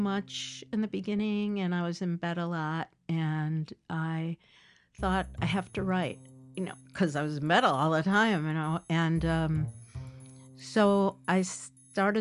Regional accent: Chicago, Illinois, United States; I was born at Michael Reese Hospital, so I was born on the south side

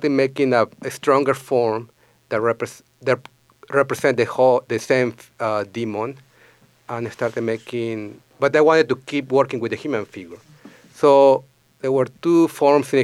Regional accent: Lima, Peru; moved away as an adult; also born or lived in Grand Forks, North Dakota; now in St. Paul, United States; I am originally from Peru

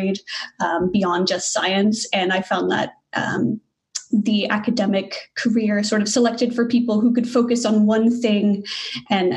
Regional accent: Weatherford, Texas, United States; moved away as an adult; also born or lived in Montreal; I'm originally from Texas. So I grew up in a small town, Weatherford, Texas, and moved to Montreal for my PhD originally

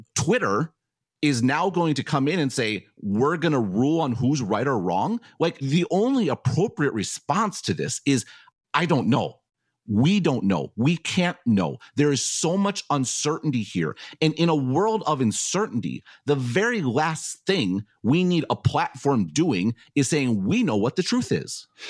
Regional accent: Taiwan; I'm from Taiwan

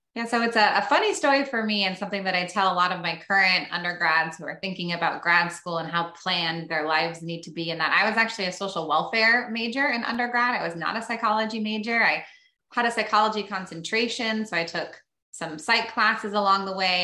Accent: Sacramento, California, United States; moved away as an adult; now in Medford, United States; i grew up in sacramento

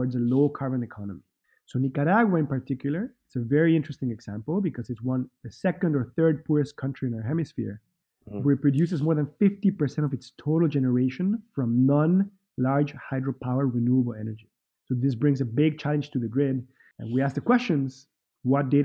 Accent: Mexico City, Mexico; also born or lived in Wales, United Kingdom / Boston / Minneapolis / Central America; now in California, United States; I'm originally from Mexico City, but I moved around

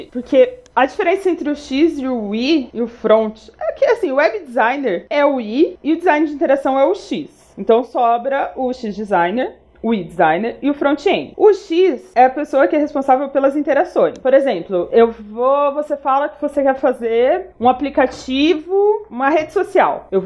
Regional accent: Paraná, Brazil; now in São Paulo, Brazil; Eu sou uma paranaense que tá em São Paulo há algum tempo já

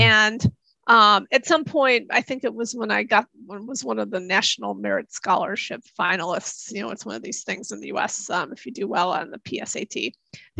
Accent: Chicago, Illinois, United States; moved away as an adult; also born or lived in Tokyo; I grew up near Chicago

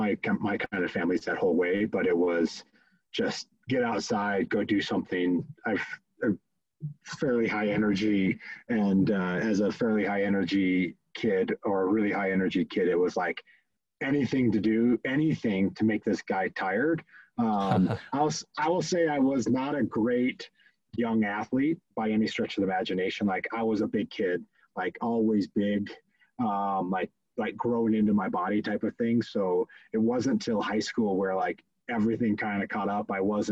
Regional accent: Fort Collins, Colorado, United States; also born or lived in Midwest; Oh, I grew up all over the place, honestly. Midwest boy, kind of through and through. My dad was in corporate America, and we moved around a bunch until ultimately like fifth grade. And fifth grade landed in Fort Collins, Colorado, stayed there through high sch

